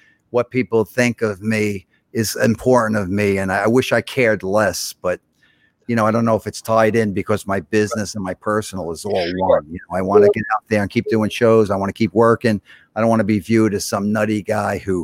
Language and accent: English; New York City, New York, United States; I went to a good high school, Brooklyn Technical High School, for a while